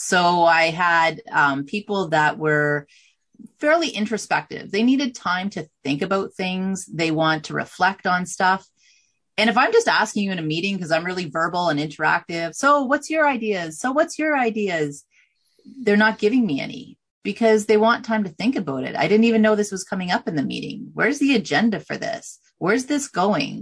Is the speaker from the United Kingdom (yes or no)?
no; Canada; I'm from Canada